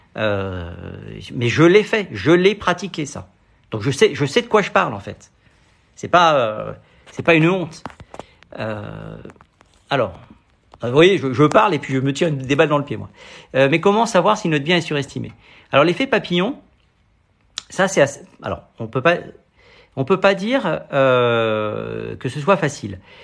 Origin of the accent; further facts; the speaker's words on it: Paris, Île-de-France, France; je suis parisien